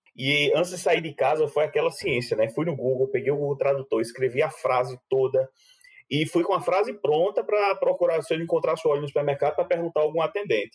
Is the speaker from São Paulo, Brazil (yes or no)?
no; João Pessoa, Paraíba, Brazil; moved away as an adult; also born or lived in Campina Grande, Brazil; now in Germany; de Campina Grande, que foi onde eu nasci, depois fui morar em João Pessoa, passei a adolescência, um pedaço da juventude de João Pessoa